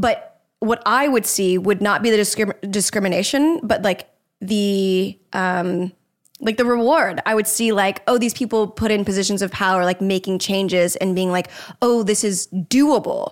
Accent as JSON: {"language": "English", "town": "Jacksonville", "region": "Florida", "country": "United States", "tie": "born or raised there", "moved": "yes", "said": "I grew up in Jacksonville."}